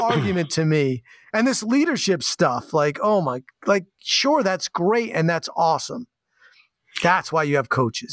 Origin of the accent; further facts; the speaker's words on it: East Coast, United States; now in Portland, United States; growing up on the East Coast